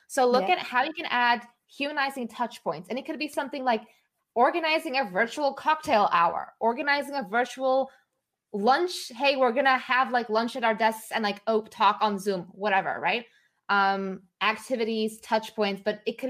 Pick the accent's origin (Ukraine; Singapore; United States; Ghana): Singapore; now in Netherlands; I grew up in Singapore